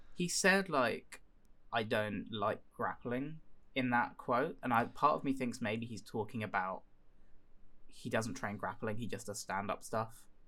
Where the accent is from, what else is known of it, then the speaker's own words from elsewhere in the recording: United Kingdom; as a British citizen